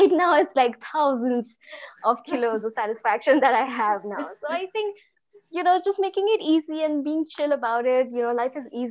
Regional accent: India; I'm from India

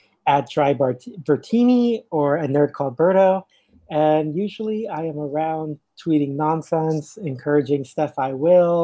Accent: California, United States; I'm from California

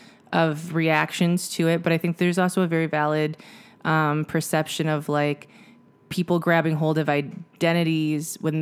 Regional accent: United States; But also I think my perspective is that I'm American and I have all these connections to all these places and that's great.

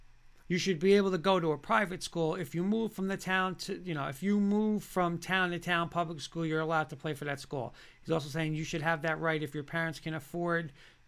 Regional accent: Hasbrouck Heights, New Jersey, United States; But Hasbrook Heights, all right? I grew up in Heights.

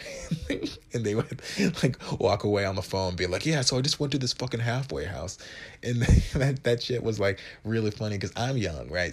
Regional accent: Wisconsin, United States; moved away as an adult; now in New York City, United States; I'm from Wi-, Wisconsin

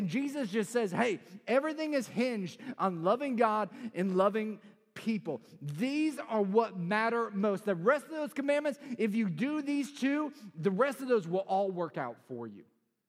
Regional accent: Chicago, Illinois, United States; I'm originally from the Chicagoland area, even though I sound like I'm from South Carolina. The South Side of Chicago is pretty rough.

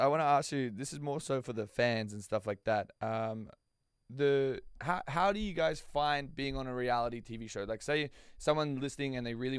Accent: Australia; I'm Australian.

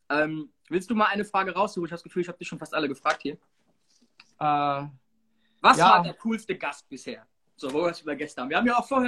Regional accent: Frankfurt, Hesse, Germany; äh, bin aus Frankfurt

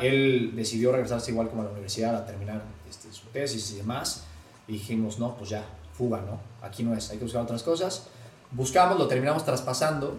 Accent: Puebla, Mexico; tengo 28 años, soy poblano

